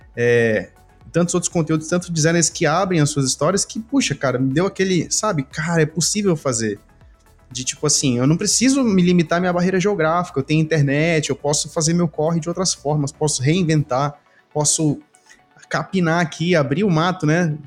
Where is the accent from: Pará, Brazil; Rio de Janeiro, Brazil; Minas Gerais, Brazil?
Pará, Brazil; Belém; aqui na, na minha região, eu sou de Belém